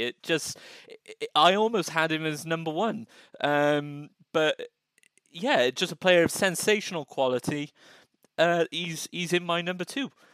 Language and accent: English; United Kingdom; we as as British citizens